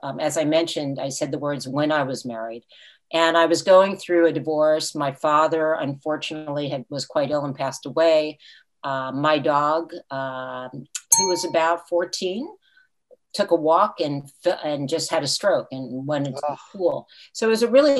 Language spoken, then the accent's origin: English; Fort Lee, New Jersey, United States; moved away as an adult; also born or lived in Franklin Lakes, New Jersey; now in St. Petersburg, United States; I grew up in Fort Lee, New Jersey